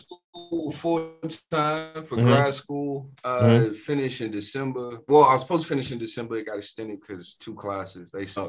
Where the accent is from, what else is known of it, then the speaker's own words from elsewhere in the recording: Wichita, Kansas, United States; moved away; also born or lived in Chicago; Grew up in Wichita.